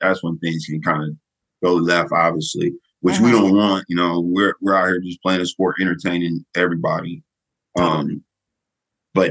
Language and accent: English; Fayetteville, North Carolina, United States; also born or lived in Hawaii; grew up in Fayetteville, went to a few schools in Fayetteville, graduated from Jack Britt High School